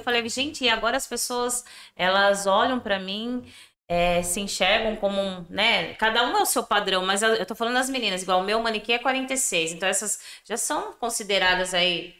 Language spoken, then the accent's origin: Portuguese; Piedade?, interior of São Paulo, Brazil; also born or lived in Sorocaba; sou natural de Biúna, interior aqui de São Paulo. Dá uns 60 quilômetros de Sorocaba.